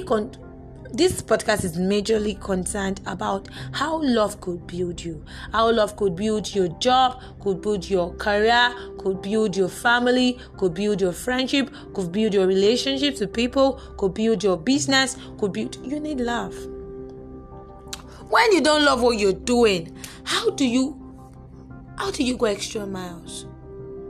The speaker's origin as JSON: {"language": "English", "country": "Nigeria", "said": "I am in Nigerian"}